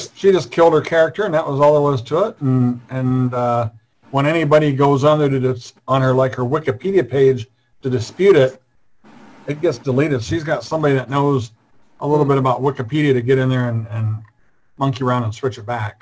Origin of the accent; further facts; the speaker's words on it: Iowa, United States; I'm from Iowa